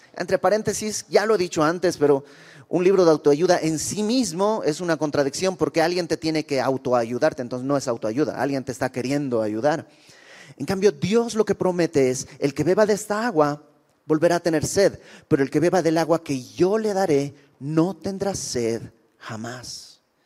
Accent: Bolivia; now in Mexico; Yo soy de Bolivia y conocí al Señor cuando llegué a México en aquel lejano 1999

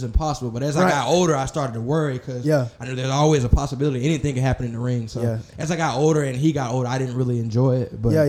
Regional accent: Pensacola, Florida, United States; moved away as an adult; also born or lived in Oklahoma City; You know, I'm from Pensacola, Florida. Mm-hmm. I'm 21 years old.

